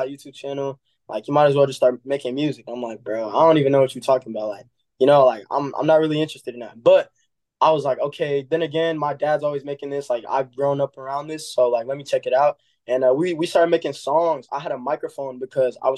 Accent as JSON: {"language": "English", "town": "Milwaukee", "region": "Wisconsin", "country": "United States", "said": "I'm from Milwaukee, Wisconsin"}